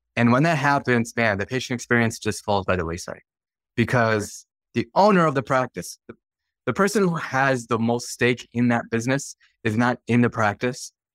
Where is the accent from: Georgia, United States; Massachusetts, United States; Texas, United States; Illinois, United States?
Illinois, United States; Chicagoland; I grew up in Chicagoland. Chicago land area, about forty minutes to the west of the city of Chicago